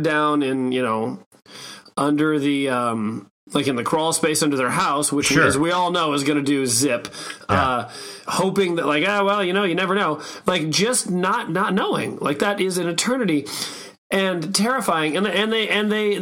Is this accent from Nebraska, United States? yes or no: yes; Omaha, Nebraska, United States; I grew up in Omaha, Nebraska